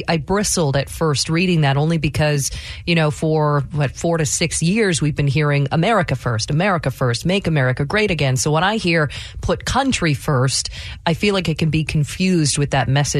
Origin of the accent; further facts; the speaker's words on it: Marysville, Washington, United States; Boy, I grew up in Marysville.